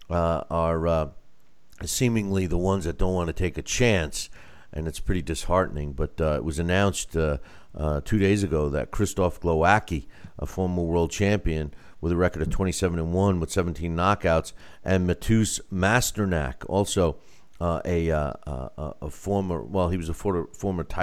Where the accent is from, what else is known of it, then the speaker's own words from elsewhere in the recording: United States; since I'm an American.